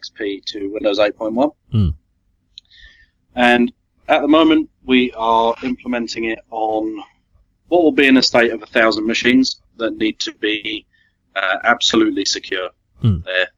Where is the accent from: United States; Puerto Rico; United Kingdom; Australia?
United Kingdom; accent: British; if I put on my proper accent, I'm very much British